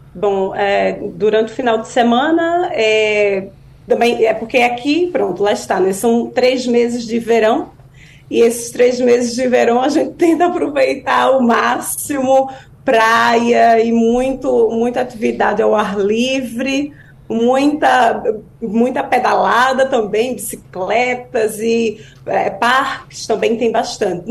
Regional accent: Pernambuco, Brazil; accent: Pernambucano; moved away as an adult; now in Portugal; sotaque pernambucano tá aqui.

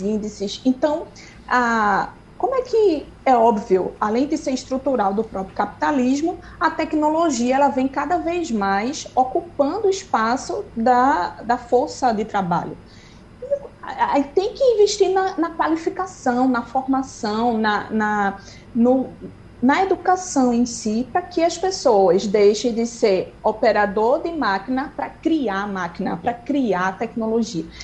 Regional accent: Brazil; eu sou brasileira

